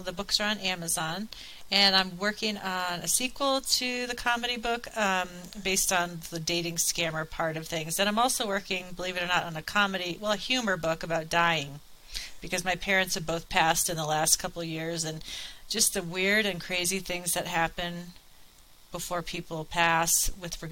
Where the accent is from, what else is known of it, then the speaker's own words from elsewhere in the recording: Colorado, United States; moved away as an adult; also born or lived in Virginia; I moved back to Colorado from Virginia in 2014.